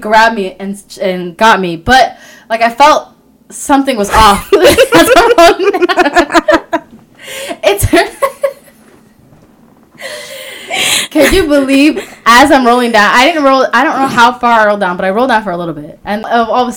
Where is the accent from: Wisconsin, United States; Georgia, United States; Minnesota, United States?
Minnesota, United States; I'm from Minnesota.